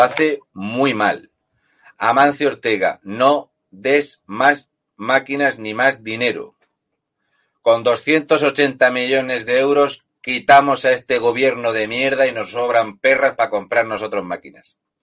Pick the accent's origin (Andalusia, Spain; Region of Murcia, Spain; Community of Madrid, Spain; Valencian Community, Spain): Region of Murcia, Spain; un tío como yo, murciano